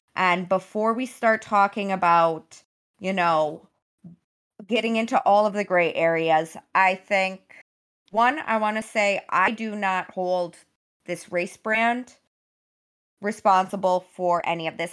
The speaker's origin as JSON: {"language": "English", "region": "Wisconsin", "country": "United States", "tie": "born or raised there", "also_born_or_lived": "Michigan", "said": "Wisconsin. I grew up there"}